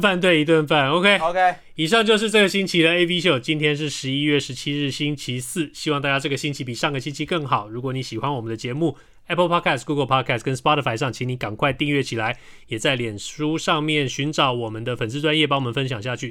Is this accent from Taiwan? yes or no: yes; Taiwan; 我们台湾人